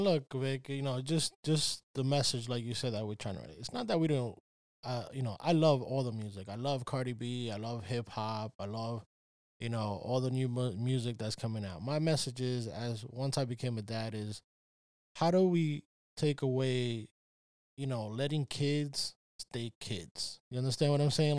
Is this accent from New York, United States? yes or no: yes; New York, United States; I'm from New York